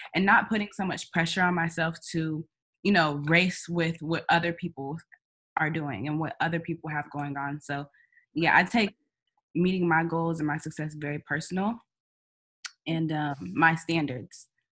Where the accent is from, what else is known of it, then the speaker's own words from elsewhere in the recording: Kansas City, Missouri, United States; moved away as an adult; also born or lived in New York City; now in New York, United States; I'm from Kansas City, Missouri